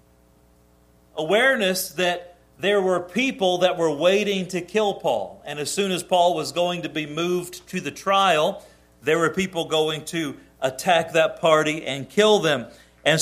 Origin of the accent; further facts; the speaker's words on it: United States; as an American